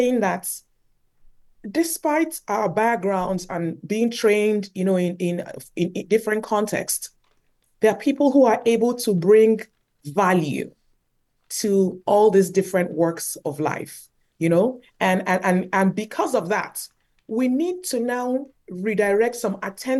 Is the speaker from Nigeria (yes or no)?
yes; Nigeria; moved away as an adult; now in Canada; growing up in Nigeria